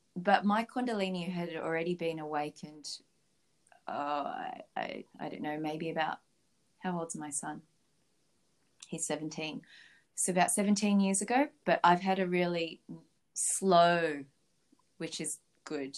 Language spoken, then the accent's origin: English; Philippines; now in Australia; I was born in Philippines, so I was a very strict Catholic back then